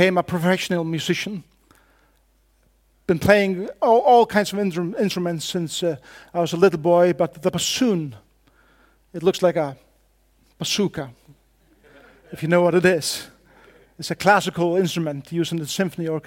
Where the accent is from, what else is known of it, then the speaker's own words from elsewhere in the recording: Faroe Islands; first language Faroese; English is a second language; I come from the Faroe Islands